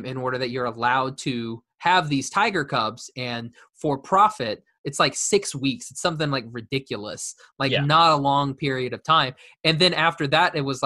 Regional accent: Oklahoma, United States; now in Los Angeles, United States; I was from Oklahoma

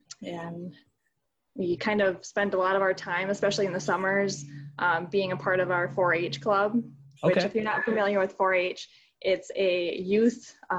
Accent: Peshtigo, Wisconsin, United States; We grew up in Peshtigo, which is really close to the UP, just kind of on the other side of the border. We grew up out in the country. We had a pretty simple homestead living type of childhood.

